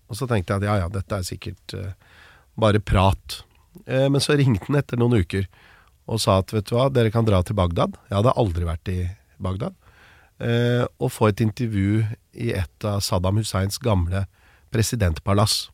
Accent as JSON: {"language": "Norwegian", "country": "Norway", "said": "hvor lite oppmerksomhet det var hjemme i Norge"}